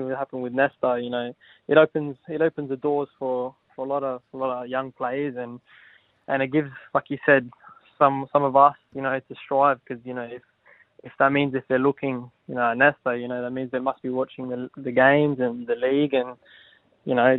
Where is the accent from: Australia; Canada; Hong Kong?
Australia; Adelaide, South Australia; I was obviously from Adelaide, and I grew up playing for Croydon Kings in my junior days